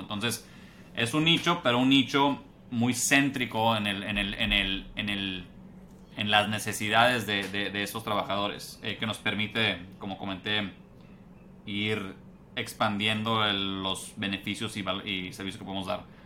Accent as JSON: {"language": "Spanish", "town": "Monterrey", "region": "Nuevo León", "country": "Mexico", "tie": "born or raised there", "also_born_or_lived": "United States", "moved": "as an adult", "said": "yo soy eh, regiomontano de Monterrey. Ahí nací, ahí crecí"}